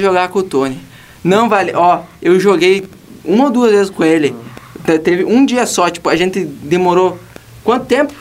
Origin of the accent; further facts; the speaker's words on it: Uruguaiana, Rio Grande do Sul, Brazil; moved away; eu sou do Uruguaiana, não moro aqui